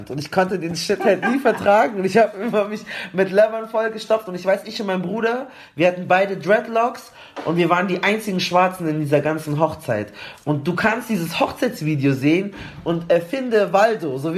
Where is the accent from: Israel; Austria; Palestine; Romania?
Palestine; ich bin Palästinenser und, und ich habe das dann schon alles, ich habe auch Referate drüber gehalten